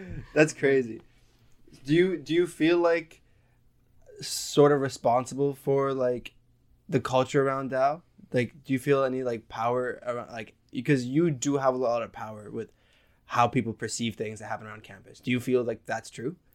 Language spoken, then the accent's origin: English; Lebanon; I grew up in Lebanon